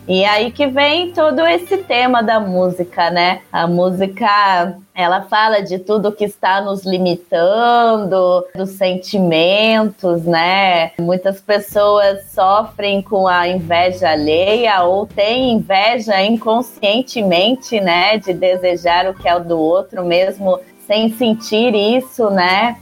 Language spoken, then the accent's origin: Portuguese; Curitiba, Paraná, Brazil; Eu sou de Curitiba, cantora curitibana